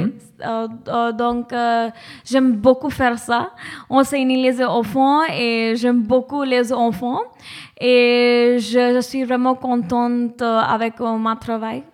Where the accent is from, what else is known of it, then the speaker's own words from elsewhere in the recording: Mumbai, Maharashtra, India; French is a second language; moved away; je suis de Bombay